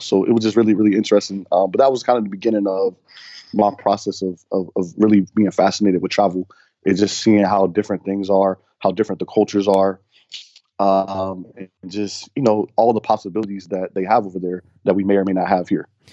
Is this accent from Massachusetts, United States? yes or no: no; Cincinnati, Ohio, United States; moved away; I'm from, originally from Cincinnati, so I feel like I'm back home